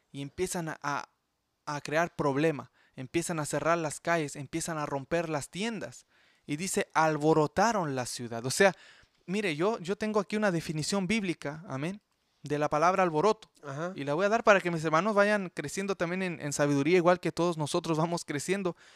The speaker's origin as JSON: {"language": "Spanish", "country": "Chile", "moved": "yes", "lives_now": "Canada", "said": "En eh, Chile, yo sé, en mi, en, mi tierra pasó eso"}